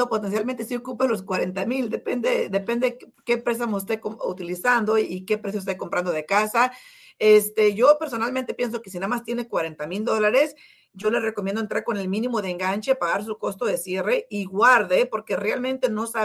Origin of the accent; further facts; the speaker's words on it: San Jose, California, United States; Yo soy de San José, sí.